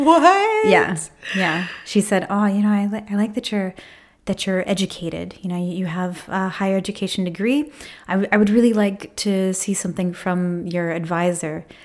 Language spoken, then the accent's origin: English; Maine, United States; also born or lived in Alaska; I grew up all over the world because my dad was in the military. I was actually born in Alaska, but I call Maine home.